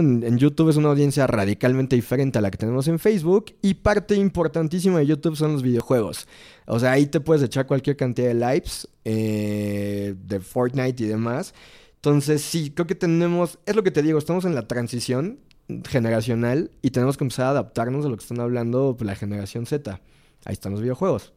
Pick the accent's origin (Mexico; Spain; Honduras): Mexico; somos muy mexicanos